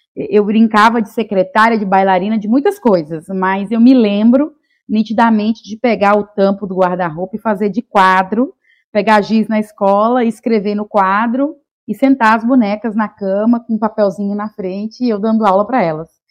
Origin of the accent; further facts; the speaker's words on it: Vitória da Conquista, Bahia, Brazil; moved away; also born or lived in Rio Grande do Sul; Vitória da Conquista, que é a cidade onde eu nasci